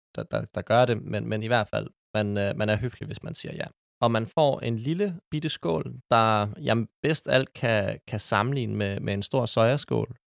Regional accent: Copenhagen, Capital Region of Denmark, Denmark; Jeg er 25 år og er født og opvokset på Amager.

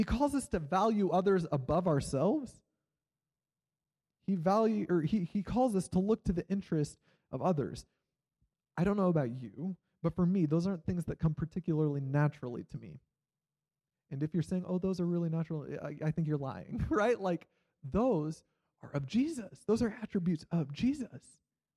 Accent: Iowa, United States; moved away as an adult; also born or lived in Kansas; I grew up in Iowa, and then I went to college in Kansas

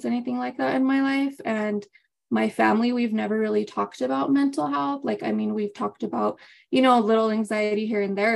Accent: Las Vegas, New Mexico, United States; now in Albuquerque, United States; I was born and raised in Las Vegas, New Mexico, but I currently reside in Albuquerque, New Mexico.

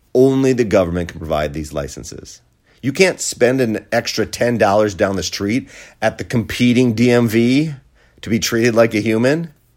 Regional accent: Wisconsin, United States; my home state, Wisconsin

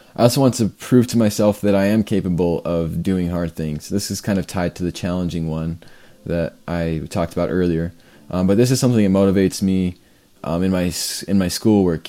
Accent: Canada; I'm from Canada

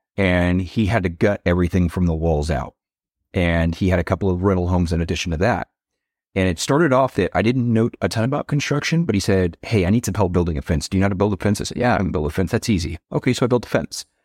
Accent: Waco, Texas, United States; I was born in Waco

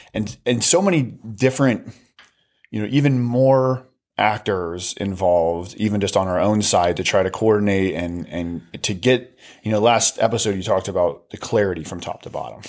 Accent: United States; being an American

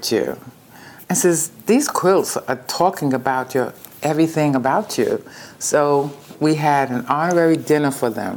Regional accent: New York, United States; moved away; I'm from New York and that's where I was working

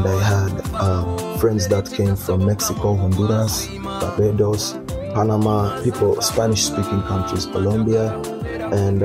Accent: Kampala, Central Region, Uganda; moved away as an adult; also born or lived in Lewiston, Maine, United States; I grew up in Kawempe, and I spent most of my life in Kawempe.

